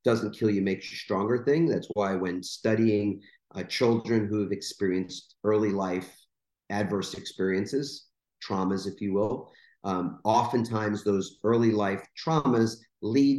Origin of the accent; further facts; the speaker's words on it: New York, United States; growing up in New York in a borough. It's a little town called Queens